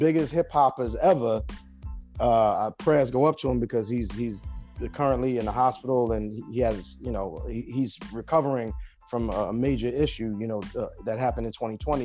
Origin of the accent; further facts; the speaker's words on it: New York City, New York, United States; also born or lived in Brentwood, Long Island, New York; I'm originally from Bushwick, Brooklyn, New York, but then I eventually migrated to Long Island, to Brentwood, Long Island, to be exact.